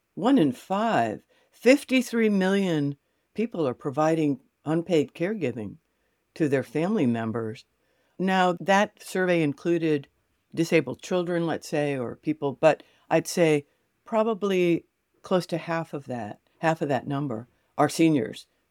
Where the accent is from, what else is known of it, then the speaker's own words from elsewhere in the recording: New York City, New York, United States; also born or lived in Connecticut / Fort Lauderdale, Florida; now in Gainesville, United States; I grew up in New York City with an identical twin sister.